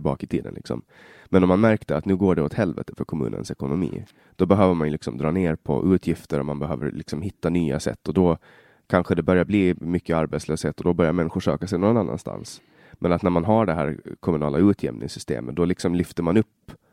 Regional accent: Finland, Åland, Åland Islands; first language Swedish; also born or lived in Stockholm; Jag, jag kommer ju från Åland i, i Finland

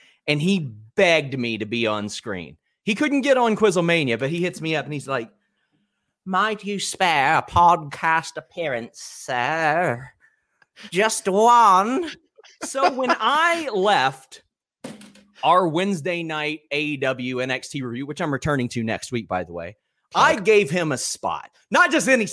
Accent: Kentucky, United States; I'm from Kentucky, like the third poorest state in Kentucky

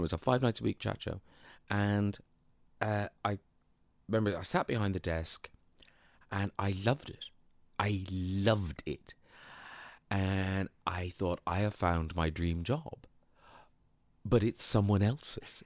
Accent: Bandon, Munster, Ireland; moved away as an adult; also born or lived in Dublin / Waterford / United Kingdom; my hometown of Bandon

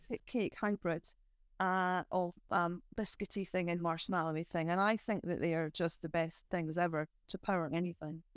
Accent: Edinburgh, Scotland, United Kingdom; as a child growing up in Christofan

